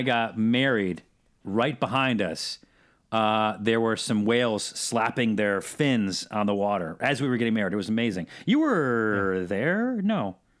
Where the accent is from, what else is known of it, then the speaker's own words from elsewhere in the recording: Syracuse, New York, United States; I'm from Syracuse